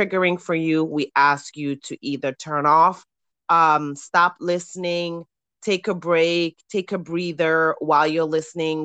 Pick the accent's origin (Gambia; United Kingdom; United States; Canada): Gambia; my fellow Gambian woman